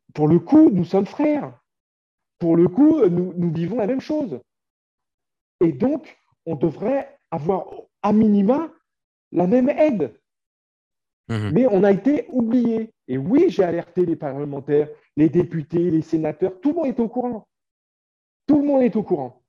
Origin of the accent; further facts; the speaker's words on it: France; now in Ukraine; les Français comme moi, qui sommes des Français de l'étranger